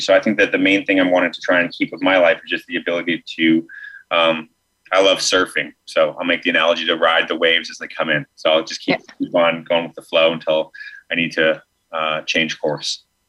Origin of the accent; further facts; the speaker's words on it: Alberta, Canada; I grew up in Alberta.